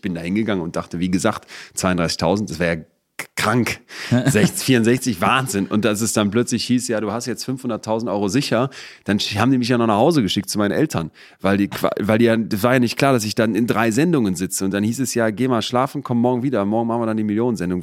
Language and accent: German; Solingen, North Rhine-Westphalia, Germany; also born or lived in Bergisch Gladbach / Cologne; bin ich also in Bergisch Gladbach geboren, in Köln-Ehrenfeld dann die ersten sechs Jahre und dann nach Jetzt kommt noch eine Steigerung. Solingen.